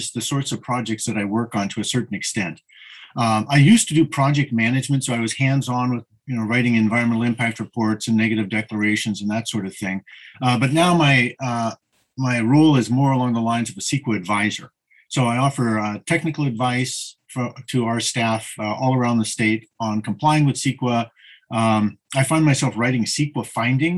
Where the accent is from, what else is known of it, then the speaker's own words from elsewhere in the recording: Bay Area, California, United States; moved away as an adult; also born or lived in Bakersfield, California; I couldn't find a job in the Bay Area where I'm from.